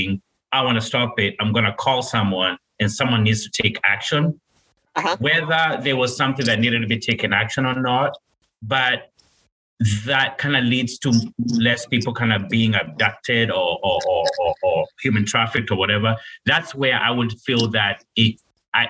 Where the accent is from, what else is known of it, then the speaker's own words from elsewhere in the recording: Kenya; moved away as an adult; I'm from Kenya, born and raised, and I moved over here when I was 19 years old.